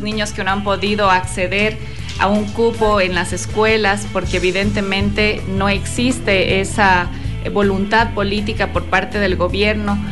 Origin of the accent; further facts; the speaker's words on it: Loja, Ecuador